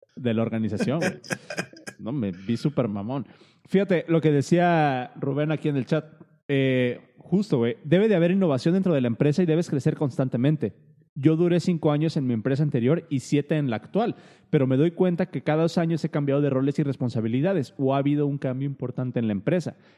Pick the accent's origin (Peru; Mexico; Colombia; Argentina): Mexico; Uno como mexicano